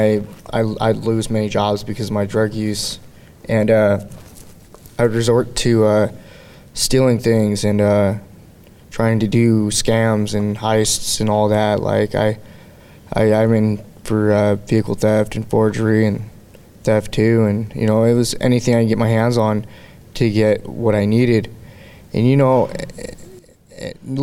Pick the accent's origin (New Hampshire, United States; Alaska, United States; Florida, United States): Alaska, United States; Anchorage; I'm from Anchorage, Alaska